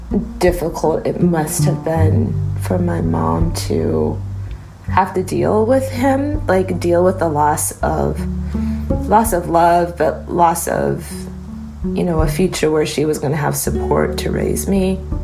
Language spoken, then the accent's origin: English; United States; born there; That because I'm American-born and I've had a very privileged life in comparison to my brothers and sisters